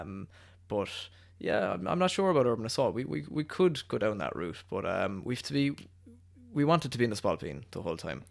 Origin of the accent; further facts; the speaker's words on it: Cork, Munster, Ireland; us being Irish and us being from Cork